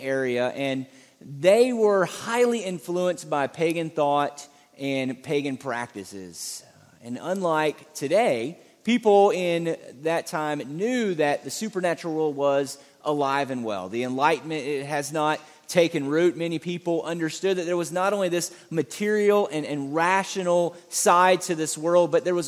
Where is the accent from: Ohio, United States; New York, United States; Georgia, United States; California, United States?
Georgia, United States; Savannah; I'm from Savannah, Georgia, and Savannah, Georgia is an old historic city